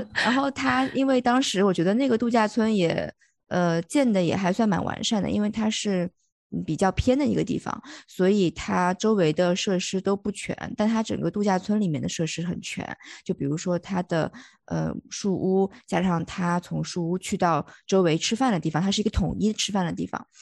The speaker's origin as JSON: {"language": "Chinese", "town": "Liyang", "region": "Jiangsu", "country": "China", "tie": "born or raised there", "said": "我家是在那个江苏嘛，然后江苏的溧阳"}